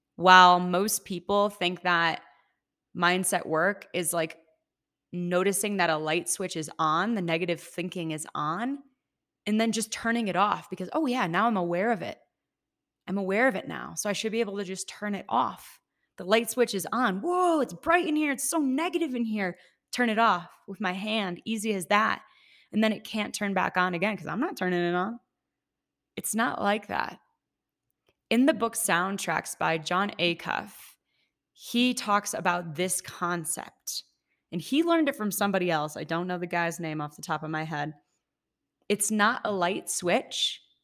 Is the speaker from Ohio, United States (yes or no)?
yes; Ohio, United States; moved away as an adult; also born or lived in Seattle; now in Colorado, United States; I'm from Ohio. When I was twenty-two, moved to Seattle, lived there for five years exactly to the day.